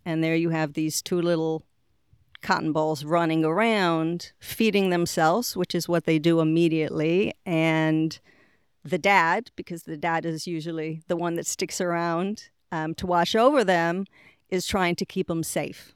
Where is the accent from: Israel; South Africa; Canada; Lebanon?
Israel; moved away as an adult; also born or lived in Boston, Massachusetts, United States / England / Puerto Rico; now in Florida, United States; I grew up in Boston until the age of six. When I was six, my family moved to Israel, and I was there until the age of twenty-two. So, really, you know, most of my growing up was done in Israel.